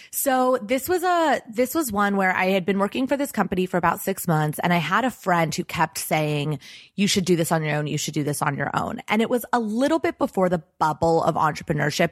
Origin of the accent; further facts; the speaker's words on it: Los Angeles, California, United States; I grew up in Los Angeles